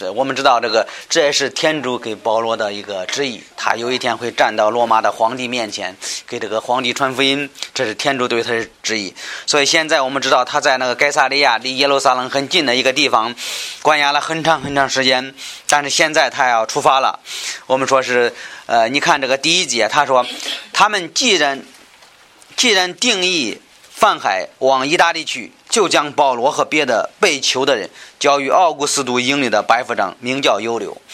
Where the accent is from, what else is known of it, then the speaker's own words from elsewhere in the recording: China; 我们中国人能够明白